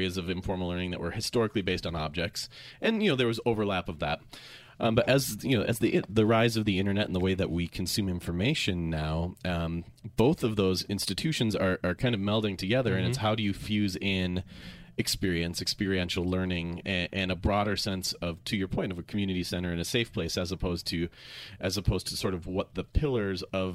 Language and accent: English; Minnesota, United States; I'm from Minnesota, the Lutheran three-point sermon